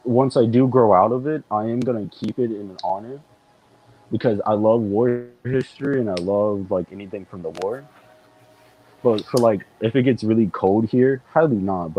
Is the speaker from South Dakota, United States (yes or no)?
no; Florida, United States; now in Louisiana, United States; I'm from Florida.